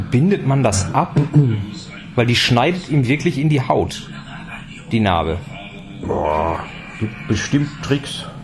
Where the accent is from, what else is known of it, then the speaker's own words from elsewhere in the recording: Netherlands; Ich komme aus Holland.